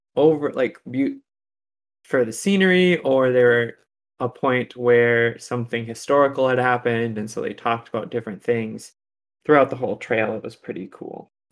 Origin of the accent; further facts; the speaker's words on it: Wisconsin, United States; we're from Wisconsin